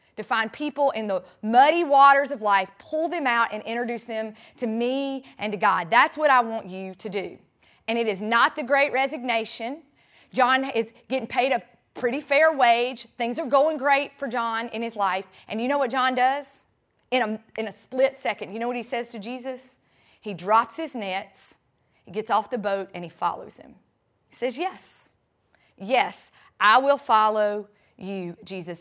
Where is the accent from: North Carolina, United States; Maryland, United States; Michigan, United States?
North Carolina, United States; Sandy Ridge; now in Tampa, United States; I grew up in Sandy Ridge, North Carolina